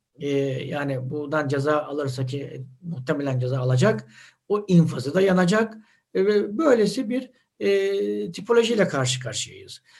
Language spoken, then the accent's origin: Turkish; Adapazarı, Sakarya, Turkey; Yani bizim e, Adapazarı'nda evimizi kime sorsanız şurada şu sokakta derler.